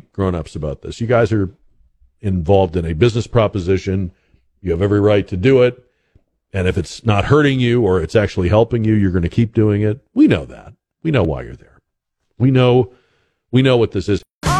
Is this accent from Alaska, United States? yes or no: no; Boston, Massachusetts, United States; Boston Bruins, my hometown team